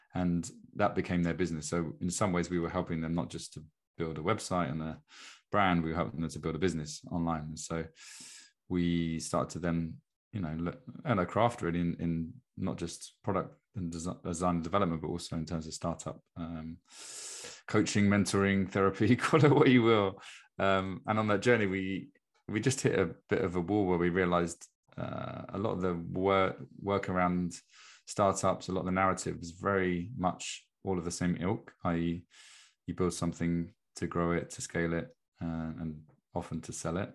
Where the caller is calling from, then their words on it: Brighton, South East England, United Kingdom; I'm calling in from Brighton in England, in the UK